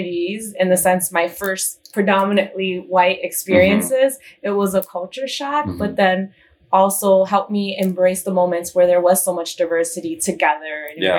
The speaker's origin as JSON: {"language": "English", "town": "East Chicago", "region": "Indiana", "country": "United States", "tie": "born or raised there", "also_born_or_lived": "Houston / Phoenix", "moved": "as an adult", "lives_now": "Chicago, United States", "said": "I was born and raised in East Chicago, Indiana."}